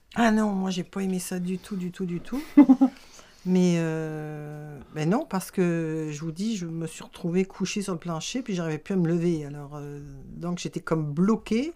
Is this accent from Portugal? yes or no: no; France; moved away as an adult; now in Quebec, Canada; je suis née en France. Euh, je suis au Québec depuis 40 ans